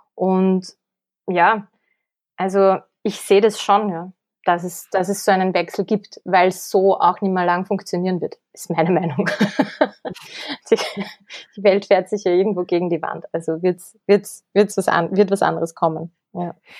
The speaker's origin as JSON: {"language": "German", "town": "Kremsmünster", "region": "Upper Austria", "country": "Austria", "tie": "born or raised there", "moved": "as an adult", "lives_now": "Vienna, Austria", "said": "Ich komme aus Oberösterreich, aus dem schönen Grimmsmünster"}